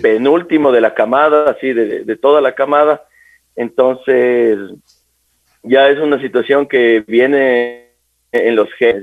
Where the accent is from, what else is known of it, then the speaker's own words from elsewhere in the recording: Quito, Pichincha, Ecuador; soy oriundo de acá de la ciudad de Quito